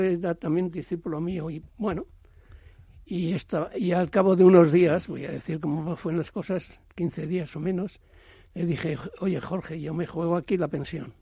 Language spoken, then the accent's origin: Spanish; near Alsasua, Navarre, Spain; moved away; also born or lived in France / Bilbao / Madrid; mi pueblo, de Alsasua, y yo soy de Cierre